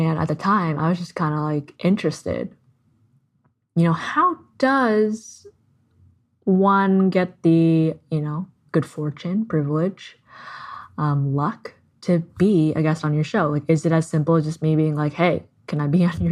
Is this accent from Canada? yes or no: yes; Canada; I'm Canadian